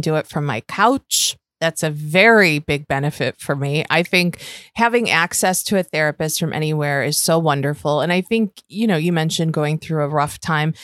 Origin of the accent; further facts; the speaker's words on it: Western New York, United States; accent: Western New York; my Western New York accent